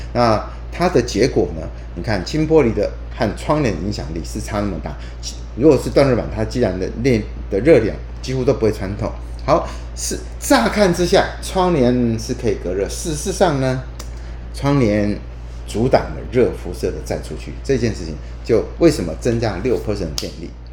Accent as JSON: {"language": "Chinese", "country": "Taiwan", "said": "我们台湾人"}